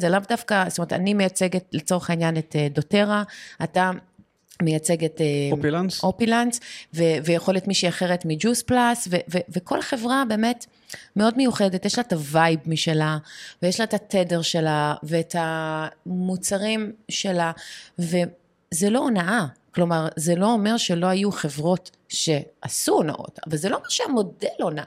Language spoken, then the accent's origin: Hebrew; Canada; now in Israel; אני גדלתי גם בבית שאימא שלי בבייסמנט שלה בקנדה